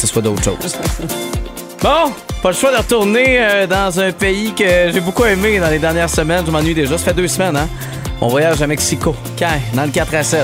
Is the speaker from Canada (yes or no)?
yes; Quebec, Canada; chez nous, au Québec, à Montréal.